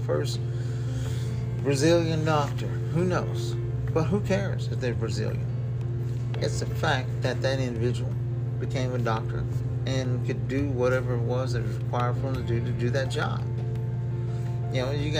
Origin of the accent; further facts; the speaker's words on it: United States; as an American voter